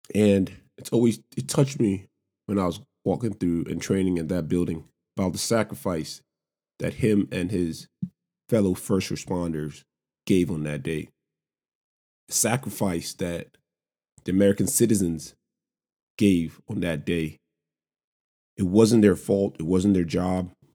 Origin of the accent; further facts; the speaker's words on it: Lagos, Nigeria; moved away as an adult; also born or lived in Savannah, Georgia, United States; now in United States; I'm an immigrant, born and raised in Lagos, Nigeria